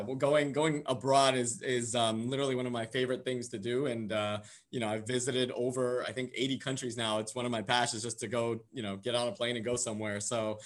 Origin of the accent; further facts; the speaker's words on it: San Diego, California, United States; moved away; I grew up in San Diego, California